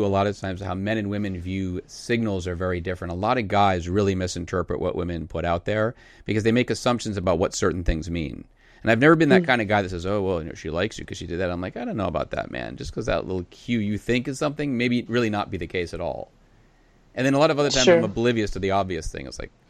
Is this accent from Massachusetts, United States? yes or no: yes; Boston, Massachusetts, United States; So I grew up outside of Boston, and I it's the center of Puritanism in America.